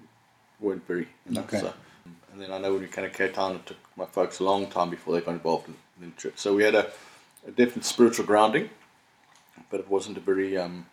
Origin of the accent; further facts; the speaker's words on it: Durban, KwaZulu-Natal, South Africa; now in Cape Town, South Africa; before that, I was born in Durban and we moved around a lot when I was in primary school. So I call myself a Cape Townian, but I've lived in all the provinces and all over the country